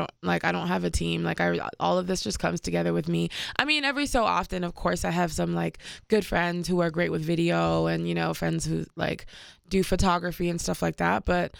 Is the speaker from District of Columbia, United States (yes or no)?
yes; Washington, District of Columbia, United States; also born or lived in Paris, France; But I was born in Paris, France. And I grew up in Washington, D.C. Because my dad was ambassador of Cameroon.